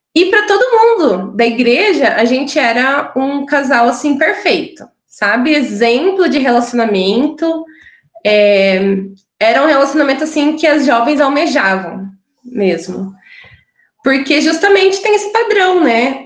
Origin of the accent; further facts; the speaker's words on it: interior of Paraná, Brazil; moved away as an adult; now in Curitiba, Brazil; nasci no interior do Paraná, né? E, mas já estou aqui em Curitiba já faz quase 13 anos